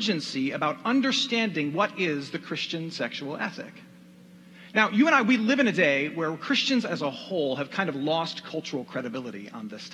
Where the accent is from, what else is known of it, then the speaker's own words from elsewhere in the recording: Michigan, United States; my home state of Michigan